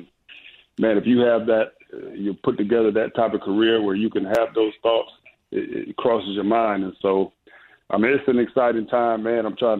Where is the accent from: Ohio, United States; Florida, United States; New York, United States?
Ohio, United States; Yes, I grew up in Ohio, and my older brother was a big time Michigan fan